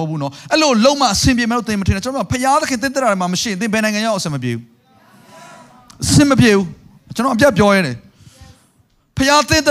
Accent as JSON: {"language": "Burmese", "country": "Myanmar"}